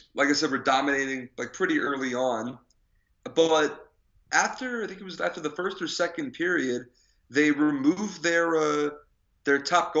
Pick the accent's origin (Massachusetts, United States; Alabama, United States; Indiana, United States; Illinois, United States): Massachusetts, United States; I'm from Massachusetts!